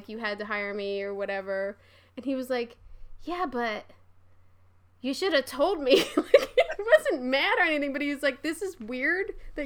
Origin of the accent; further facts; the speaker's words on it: Philadelphia, Pennsylvania, United States; I'm from Philly